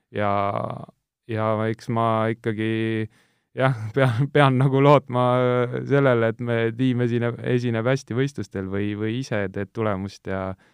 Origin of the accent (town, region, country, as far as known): Tallinn, Harju County, Estonia; born or raised there; also born or lived in Kuressaare, Saaremaa